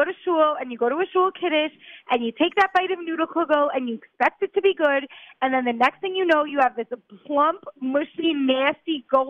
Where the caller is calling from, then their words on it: Israel; I'm calling from Israel, so it gets shaky sometimes.